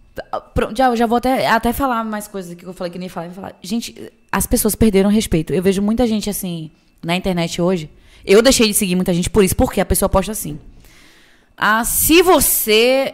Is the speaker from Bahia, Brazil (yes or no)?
yes; Itabuna, Bahia, Brazil; moved away as an adult; also born or lived in Feira de Santana; eu sou cria do Santo Antônio, vista do Novo Horizonte com o pau caído. Qualquer um de Tabuna que pesquisa sabe